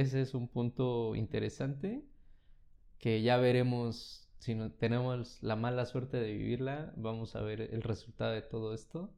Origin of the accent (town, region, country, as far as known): Mexico